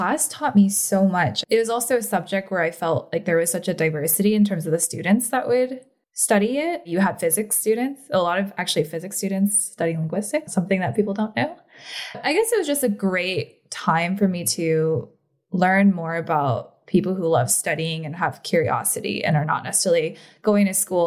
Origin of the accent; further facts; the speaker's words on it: the Bay Area, California, United States; also born or lived in Korea; growing up in the Bay